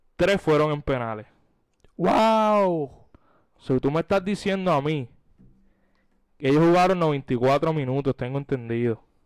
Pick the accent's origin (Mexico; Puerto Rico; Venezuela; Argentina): Puerto Rico; como puertorriqueños, patriotas que siempre están pendientes